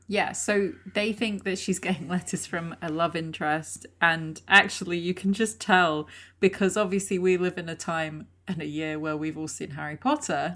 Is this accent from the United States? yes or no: no; Lake District, North West England, United Kingdom; I'm from the Lake District